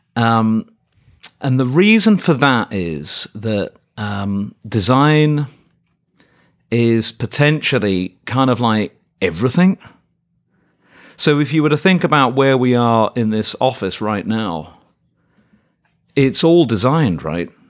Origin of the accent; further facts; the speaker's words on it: Birmingham, West Midlands, United Kingdom; moved away as an adult; now in Davis, United States; my hometown of Birmingham in England